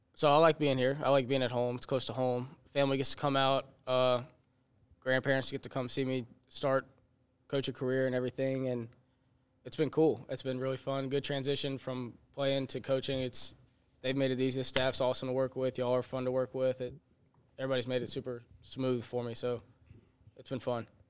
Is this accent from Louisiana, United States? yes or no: yes; Hammond, Louisiana, United States; I'm a graduate assistant here, and I'm from Hammond, Louisiana